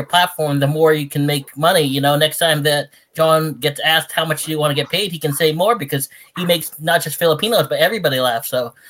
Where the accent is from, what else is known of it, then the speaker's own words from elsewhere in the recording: United States; I'm also a person whose family immigrated here and then I was born in the U.S.